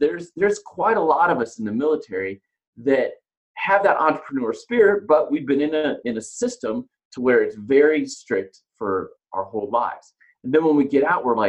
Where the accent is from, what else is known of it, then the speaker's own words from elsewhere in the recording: Ohio, United States; moved away as an adult; now in Colorado, United States; I grew up in Ohio